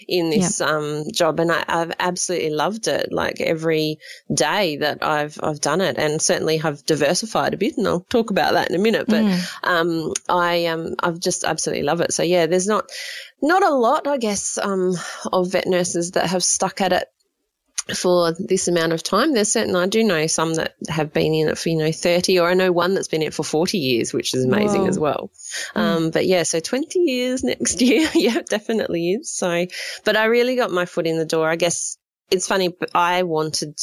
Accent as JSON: {"language": "English", "town": "Gawler", "region": "South Australia", "country": "Australia", "tie": "born or raised there", "said": "I'm from South Australia and, from Gawler, South Australia, and I still live in Gawler, South Australia. I haven't moved"}